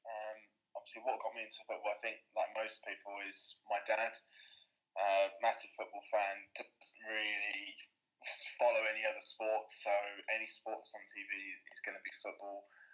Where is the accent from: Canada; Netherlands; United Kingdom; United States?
United Kingdom; England; we are not from Manchester, we're from down south.